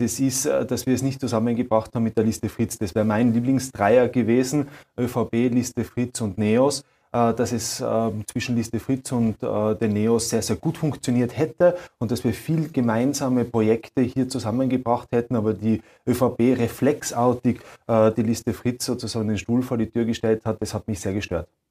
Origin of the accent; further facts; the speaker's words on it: Austria; Bei uns in Österreich mit diesem Spendierfeudalismus